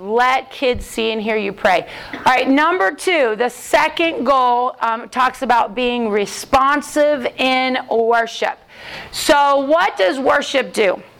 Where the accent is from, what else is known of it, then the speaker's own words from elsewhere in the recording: Columbus, Ohio, United States; I am from Columbus, Ohio.